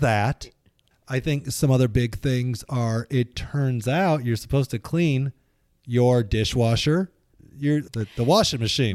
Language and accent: English; Midwest, United States; now in Pacific Northwest, United States; where we grew up in the Midwest